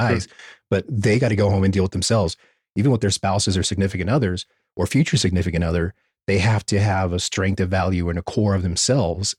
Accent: United States; being American

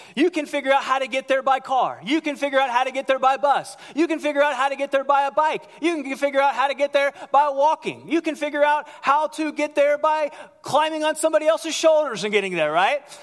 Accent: United States

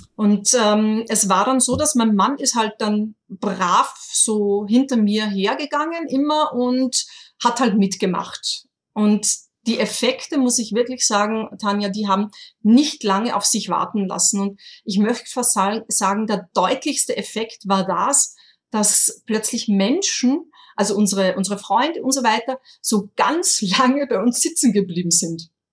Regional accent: Austria; accent: Austrian dialect; mit meinem österreichischen Dialekt

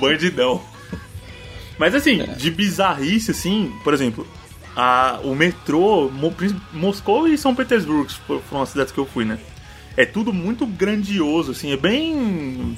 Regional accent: Brazil; a gente é brasileiro

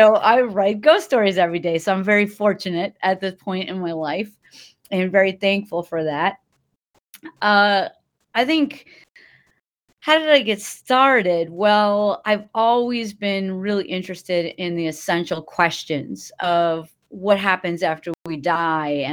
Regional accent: Milwaukee, Wisconsin, United States; I started giving the haunted history tours in 2008 in my hometown of Milwaukee

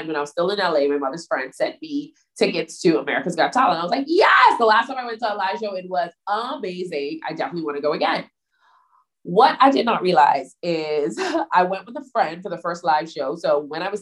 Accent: Bahamas; I was from the Bahamas

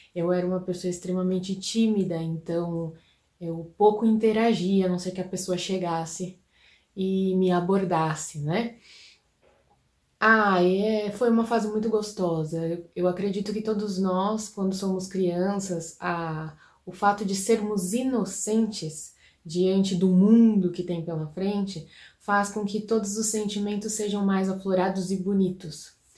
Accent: Brazil; Eu sou brasileiro

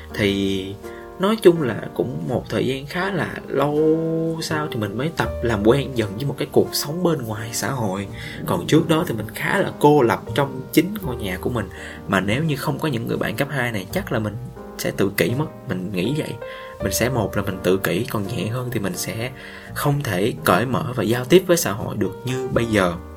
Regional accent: Vietnam; moved away as an adult; now in Ho Chi Minh City, Vietnam; ở trên sài gòn vài ba tháng rồi về quê một lần mình sẽ trân trọng được những cái điều ở quê hương của mình hơn nói quê vậy nó cũng ở sát bên thôi

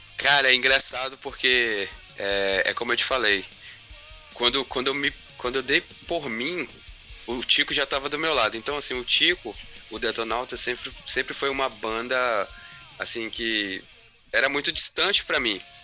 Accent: Porto Velho, Rondônia, Brazil; moved away as an adult; also born or lived in Curitiba, Paraná; Porto Velho é a minha cidade natal mesmo, onde uhum. eu fui uhum. nascido e criado

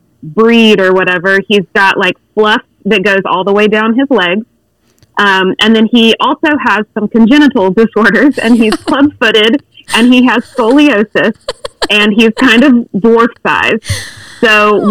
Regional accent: Ardmore, Oklahoma, United States; I hail all the way from Ardmore, Oklahoma.

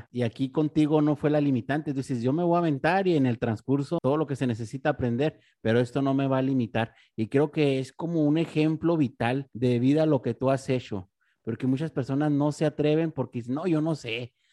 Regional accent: Mexico; Yo creo que, pues como mexicanos, creo que tenemos mucha influencia del regional mexicano

